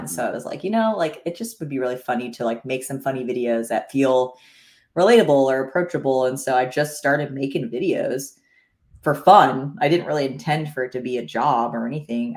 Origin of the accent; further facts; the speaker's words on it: the Poconos, Pennsylvania, United States; now in Bentonville, United States; I grew up in the Poconos of Pennsylvania